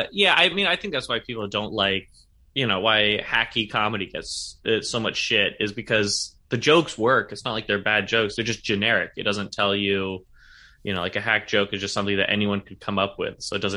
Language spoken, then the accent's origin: English; Sacramento, California, United States; now in San Francisco, United States; I'm from Sacramento originally, but I've lived in San Francisco. I started doing comedy in San Francisco, and I've lived here about 8 years.